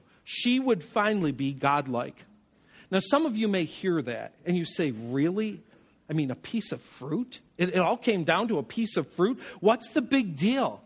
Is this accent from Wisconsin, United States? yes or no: no; Western New York, United States; Where I grew up in Western New York